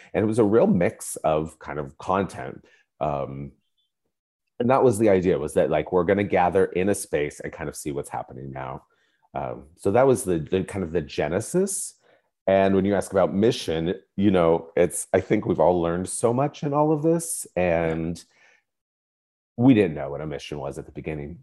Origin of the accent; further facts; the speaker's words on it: Spokane, Washington, United States; I grew up in Spokane, Washington.